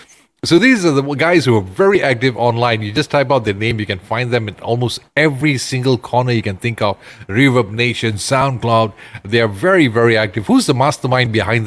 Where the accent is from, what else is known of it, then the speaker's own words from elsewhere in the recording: Ipoh, Perak, Malaysia; I just love my hometown to grow huge